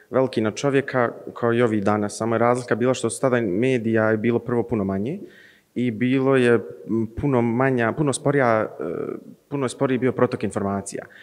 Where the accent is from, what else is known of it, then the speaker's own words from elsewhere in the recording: Zenica, Federation of Bosnia and Herzegovina, Bosnia & Herzegovina; imam 20 godina, dolazim iz Zenice.